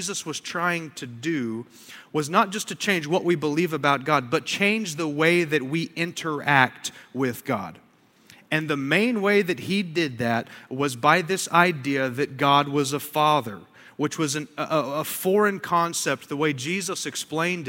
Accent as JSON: {"language": "English", "country": "United States"}